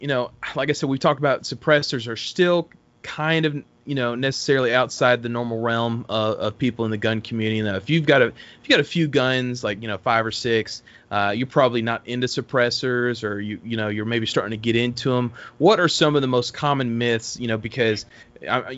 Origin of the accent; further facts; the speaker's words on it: around Lubbock and Amarillo, Texas panhandle, United States; moved away; also born or lived in Los Angeles, California / Alabama; I'm actually from Texas myself. I'm more from the panhandle around Lubbock and Amarillo